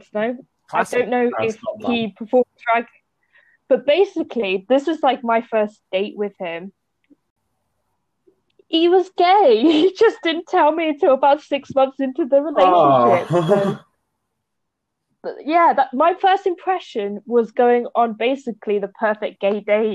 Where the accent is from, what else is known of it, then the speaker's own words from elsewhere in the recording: United Kingdom; as a British person